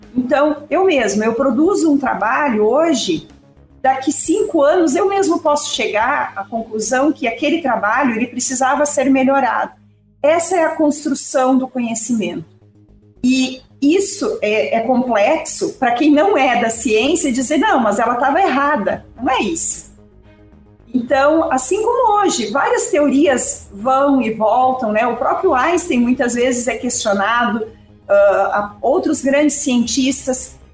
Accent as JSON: {"language": "Portuguese", "town": "Ivorá", "region": "Rio Grande do Sul", "country": "Brazil", "said": "eu sou de Ivorá, uma cidade aqui da região da Quarta Colônia, uma cidade de 2 mil habitantes"}